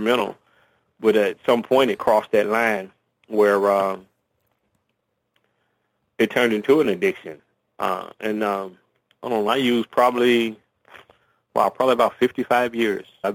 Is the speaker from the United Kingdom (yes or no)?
no; Dayton, Ohio, United States; I was raised in Dayton, Ohio, on the west side of Dayton, Ohio